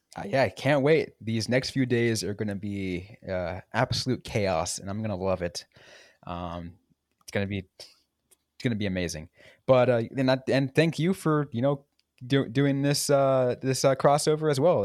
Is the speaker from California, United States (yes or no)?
yes; San Jose, California, United States; I grew up in San Jose